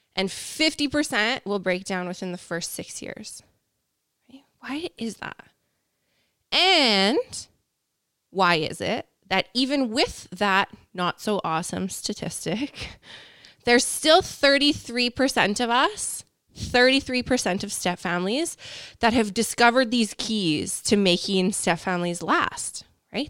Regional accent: Canada; We're, we're Canadian up here

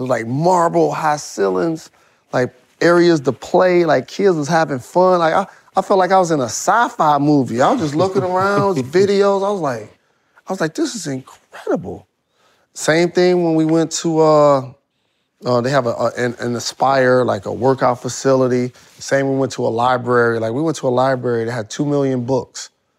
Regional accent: Michigan, United States; I'm from Michigan. One of the largest populations of Arabs and Muslims are in the state of Michigan.

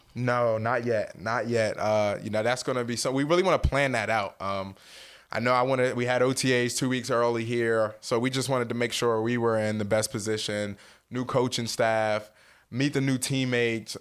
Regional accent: Salem, New Jersey, United States; moved away as an adult; also born or lived in Madison, Wisconsin; now in Indianapolis, United States; growing up in South New Jersey, that small knit community

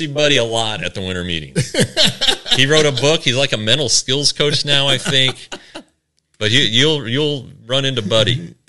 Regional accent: Denver, Colorado, United States; I grew up in Denver

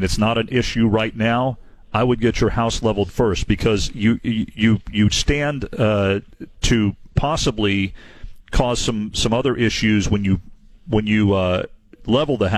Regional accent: Devine, Texas, United States; We grew up in Divine

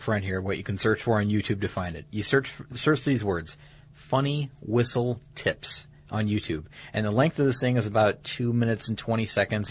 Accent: Atlanta, Georgia, United States; my hometown here recently, mm-hmm. around Atlanta

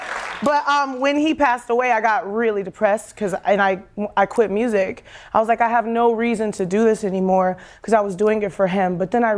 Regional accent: Detroit, Michigan, United States; I grew up in church in Kojic, Church of God in Christ in Detroit, and so that was my connection with music, with spirituality and gospel.

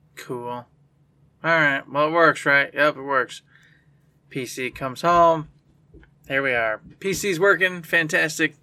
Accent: United States; as an American

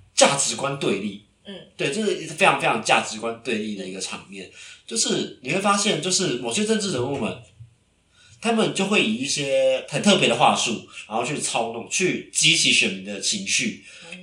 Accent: Taiwan; 以我台湾人的立场

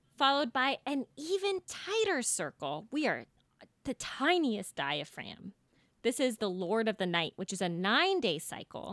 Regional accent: Folsom, California, United States; growing up in Folsom, California, which was a cow town at the time

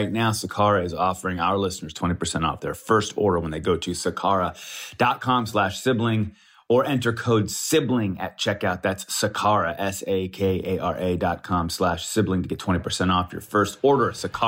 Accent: Colorado, United States; now in Los Angeles, United States; Growing up in Colorado, I was tapping the Rockies. I've been tapping the Rockies for over 20 years, let's just say that. I'm actually headed to Colorado here pretty soon.

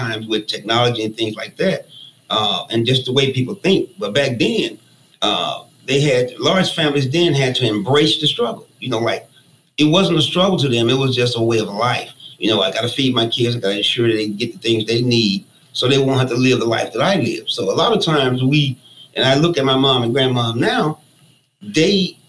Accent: Birmingham, Alabama, United States; I grew up in a family of 13, man, 7 boys and 6 girls in Birmingham, Alabama

